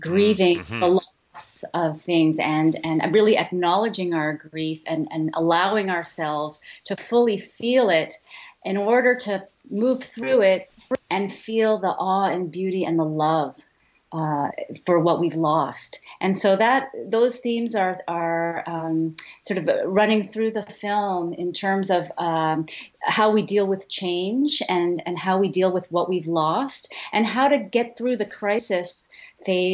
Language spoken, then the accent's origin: English; Philippines; I'm Filipino